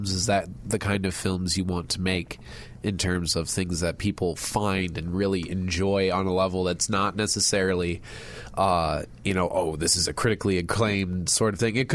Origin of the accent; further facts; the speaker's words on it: Chicago, Illinois, United States; Portage Park Portage area, Park. yeah, Chicago, Illinois, my entire life. So growing up in Chicago.